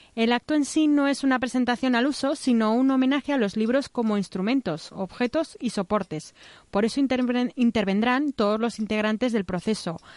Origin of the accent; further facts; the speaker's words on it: Aragon, Spain; tenemos los, los aragoneses en tema de, de mentalidad